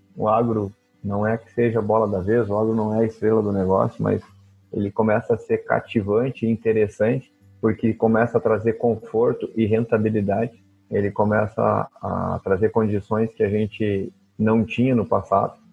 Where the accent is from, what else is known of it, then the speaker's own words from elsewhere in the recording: Rio Grande do Sul coast, Brazil; moved away as an adult; also born or lived in Mato Grosso; Eu sou do Rio Grande do Sul, litoral do Rio Grande do Sul